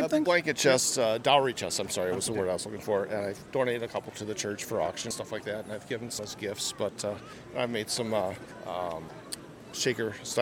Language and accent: English; Dubuque, Iowa, United States; I'm from Dubuque, Iowa.